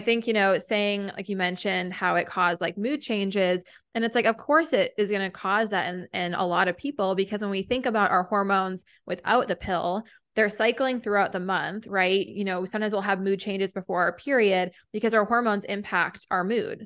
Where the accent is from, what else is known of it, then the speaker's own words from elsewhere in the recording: New Hampshire, United States; moved away as an adult; also born or lived in Vermont; a naturopathic doctor in my hometown in New Hampshire